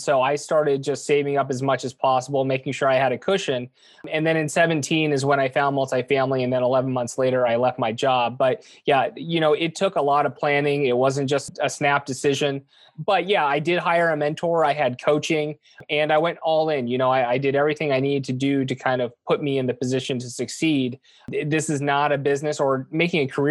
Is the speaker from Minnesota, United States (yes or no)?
no; Southern California, United States; born and raised in Southern California